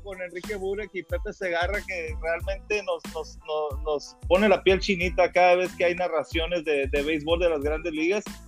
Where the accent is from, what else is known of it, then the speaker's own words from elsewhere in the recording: Mexico; nosotros como mexicanos